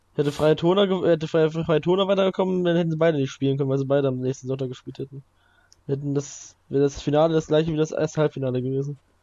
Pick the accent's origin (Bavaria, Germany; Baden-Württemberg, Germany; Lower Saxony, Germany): Lower Saxony, Germany; den Wolters Cup gibt's auch, der ist in meinem Heimatort